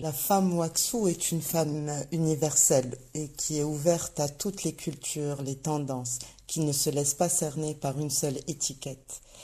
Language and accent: French; Morocco; En tant que marocaine